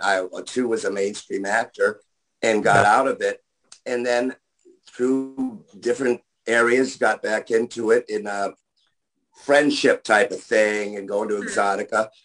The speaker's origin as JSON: {"language": "English", "town": "Buffalo", "region": "New York", "country": "United States", "moved": "yes", "said": "because I'm from Buffalo."}